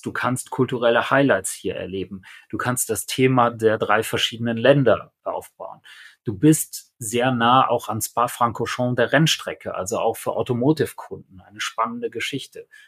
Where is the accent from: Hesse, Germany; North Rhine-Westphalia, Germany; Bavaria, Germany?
North Rhine-Westphalia, Germany; Aachen; das hier ist meine Heimatregion